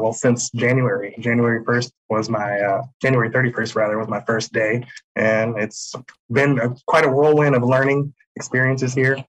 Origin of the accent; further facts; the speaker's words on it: Benton Harbor, Michigan, United States; moved away as an adult; also born or lived in Illinois / Las Vegas, Nevada / Portland, Oregon; I'm a Benton Harbor native. I was born in Illinois, raised here, but left in the year 2000 to go to college. After college, moved out west to Las Vegas. From there, moved to Portland, Oregon. And last year, in April of 2021, I moved back to Benton Harbor, Michigan